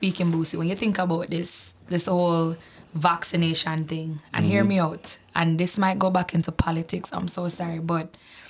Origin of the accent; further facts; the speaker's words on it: Jamaica; Not even in Jamaica. And what? I'm from Jamaica.